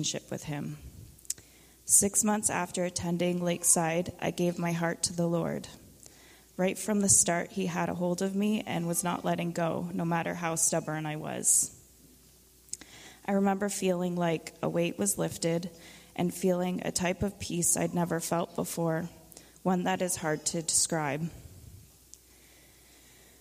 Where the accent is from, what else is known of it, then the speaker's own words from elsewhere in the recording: Haliburton County, Ontario, Canada; I was born and raised in Haliburton County.